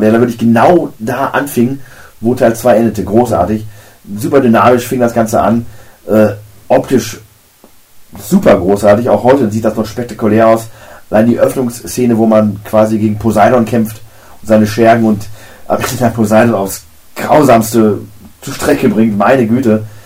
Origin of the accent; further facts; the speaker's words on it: Germany; bei uns in Deutschland